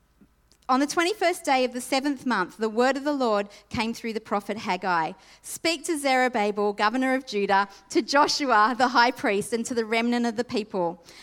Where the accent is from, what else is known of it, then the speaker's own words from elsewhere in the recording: Sydney, New South Wales, Australia; When I grew up in Sydney, and the household that I grew up in, my mum had passed away when I was 2